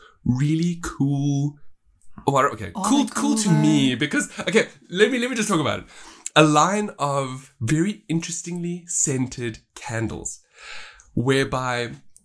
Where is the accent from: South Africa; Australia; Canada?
South Africa; As a South African